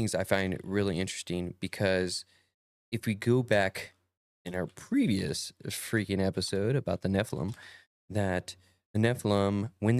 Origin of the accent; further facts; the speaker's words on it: Perris, California, United States; I'm from Paris, California. We don't say words right.